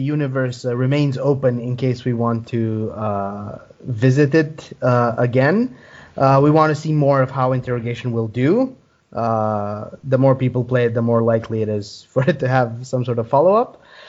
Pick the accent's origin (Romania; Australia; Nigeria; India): Romania; we're from Romania